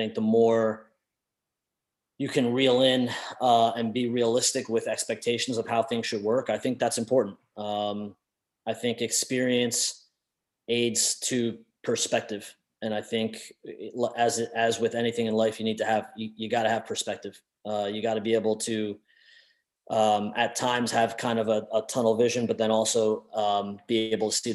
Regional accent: United States; we're all American

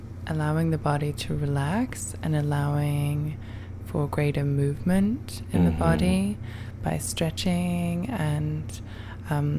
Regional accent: Brighton, South East England, United Kingdom; moved away as an adult; now in New York, United States; I'm from Brighton.

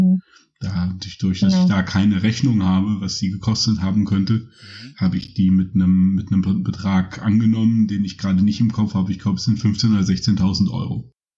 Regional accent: Rhineland, Germany; moved away as an adult; also born or lived in Cologne; now in Berlin, Germany; groß geworden im Rheinland

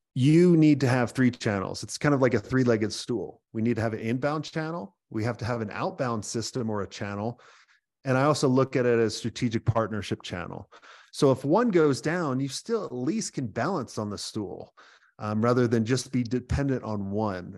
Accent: New York, United States; moved away; I'm originally a New Yorker

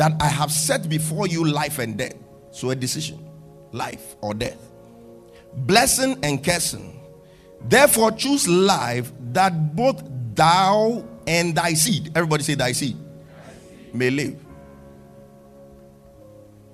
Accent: Ghana; I had the conviction in my heart that my purpose was here in Ghana. I knew God wanted to do something with me in Ghana, even in my teenage days.

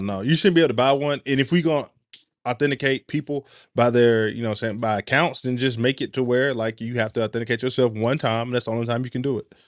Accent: Chattanooga, Tennessee, United States; I'm from Chattanooga, Tennessee

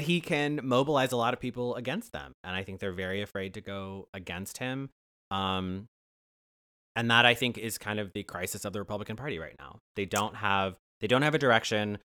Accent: Ohio, United States; I'm from Ohio

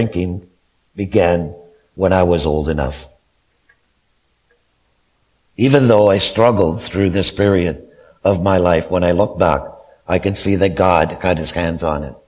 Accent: Kemptville, Ontario, Canada; also born or lived in Wesley Acres; I was born and raised in Kempville

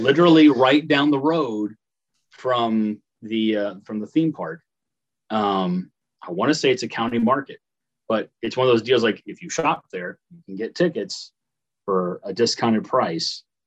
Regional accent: Paris, Illinois, United States; in Paris, Illinois, my hometown

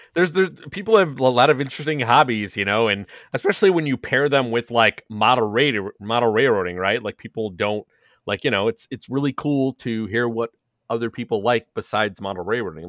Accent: Chicago, Illinois, United States; now in Elmhurst, United States; I'm from Chicago.

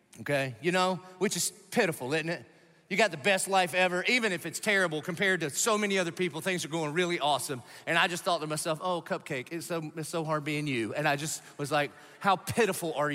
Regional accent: Southern United States, United States; I'm American by birth, but I'm Southern by the grace of God.

